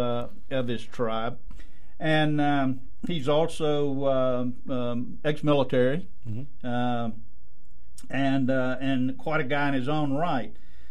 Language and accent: English; Highlands of Scotland, United Kingdom; I'm Scottish and from the Highlands of Scotland, and we are the indigenous people of Scotland